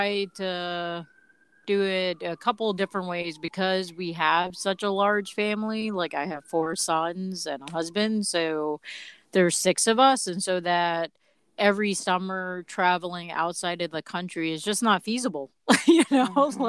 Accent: New York City, New York, United States; growing up in New York City helped us with cultural experiences

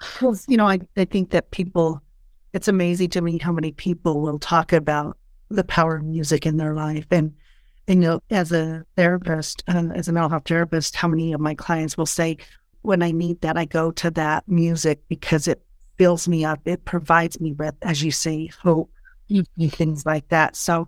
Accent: Del Norte, Colorado, United States; I grew up in the Del Norte, so it's very much my family lived there until my parents passed away.

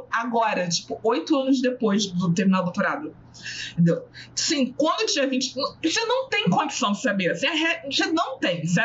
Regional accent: Southeast, Brazil; eu já cheguei num absurdo de eh, ouvir que eu sofro menos porque eu sou do Sudeste. E ela, a moça, era do Nordeste.

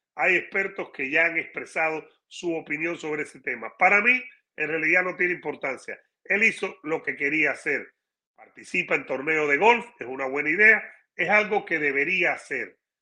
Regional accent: Cuba; now in United States; para mi país, donde nací

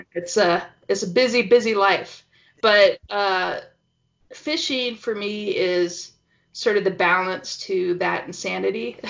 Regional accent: Pacific Northwest, United States; now in Utah, United States; I'm from Pacific Northwest

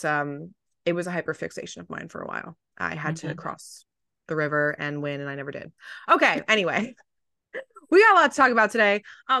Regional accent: East Coast, United States; But it's because I grew up on the East Coast, so whatever.

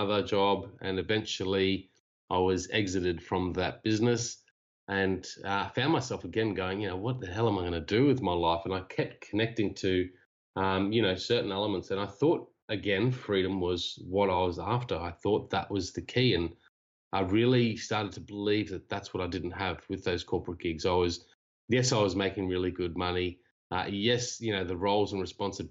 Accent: Cairns, Queensland, Australia; moved away as an adult; also born or lived in Japan; I'm from Cairns, originally Australia.

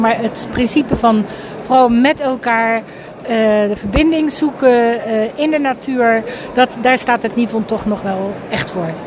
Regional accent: The Hague, South Holland, Netherlands; kom uit Den Haag

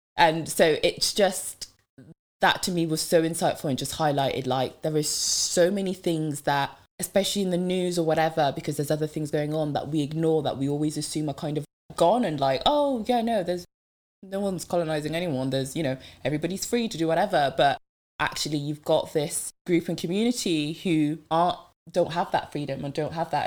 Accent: Devon, South West England, United Kingdom; first language French; English is a second language; moved away; I went back um, to my hometown in Devon

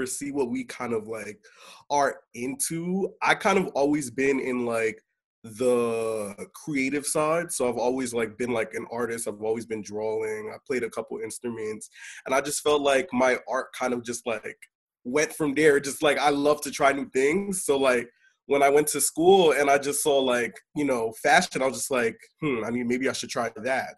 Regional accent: Willingboro, New Jersey, United States; I am from New Jersey, hometown, Willingboro, New Jersey

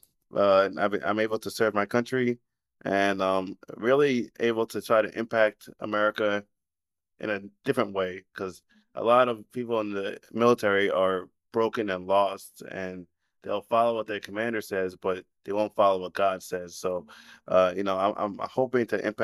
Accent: New York, United States; moved away as an adult; also born or lived in Atlanta, Georgia / California; now in Japan; I'm from New York

